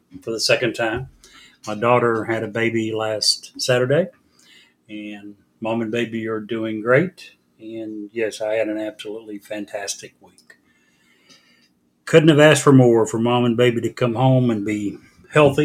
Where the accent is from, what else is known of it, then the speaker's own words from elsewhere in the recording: Missouri, United States; I'm from Missouri.